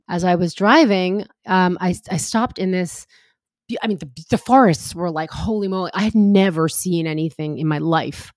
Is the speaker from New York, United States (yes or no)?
yes; New York, United States; moved away as an adult; also born or lived in California; I moved out to California from New York and I grew up near the city